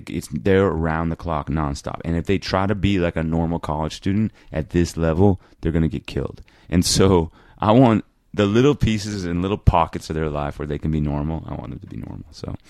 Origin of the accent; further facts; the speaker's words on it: Washington, District of Columbia, United States; moved away as an adult; also born or lived in Flagstaff; "Where are you from?" And I was like, "Washington, D.C.